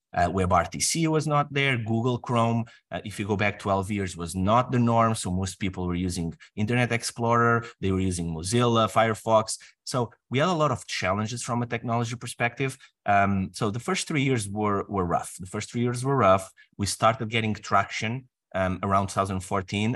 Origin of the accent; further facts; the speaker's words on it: Portugal; moved away as an adult; I'm from Portugal.